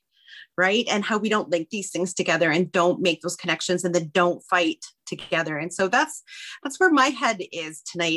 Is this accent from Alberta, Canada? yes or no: yes; Northern Alberta, Canada; I am Cree from Northern Alberta